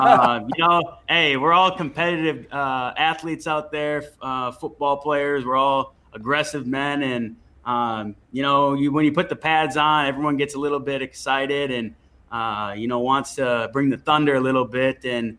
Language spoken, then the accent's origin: English; Minnesota, United States; I did, of course. I'm pretty sure almost any kid growing up in Minnesota had played hockey at some point.